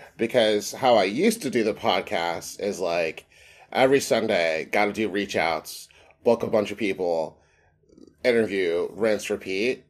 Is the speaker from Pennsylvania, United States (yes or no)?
yes; Philadelphia, Pennsylvania, United States; I grew up in the African-American community of Mountain Area in Philadelphia